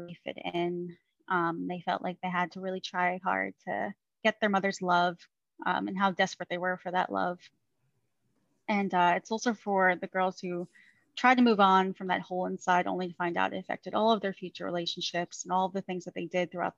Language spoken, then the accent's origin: English; Long Island, New York, United States; also born or lived in Queens, New York; now in Virginia Beach, United States; I grew up in Queens, New York for about 5.5 years of my life until we moved out to Long Island